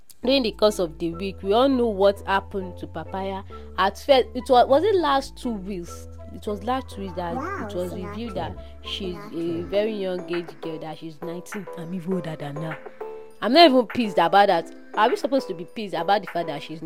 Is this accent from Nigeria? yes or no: yes; Nigeria; I'm Nigerian.